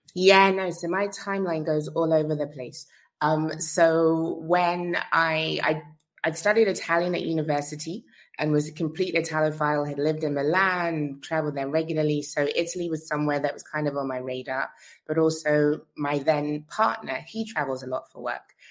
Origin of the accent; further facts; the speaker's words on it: London, United Kingdom; I was born in London, um, but both my folks are from Grenada